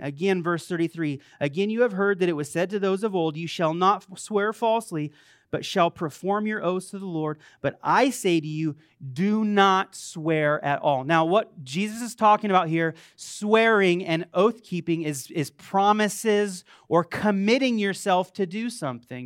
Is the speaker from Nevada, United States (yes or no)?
yes; Las Vegas, Nevada, United States; I was born in Vegas